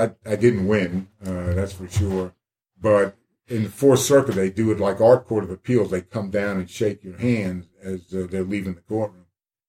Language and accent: English; Columbia, South Carolina, United States; I'm from Columbia, South Carolina.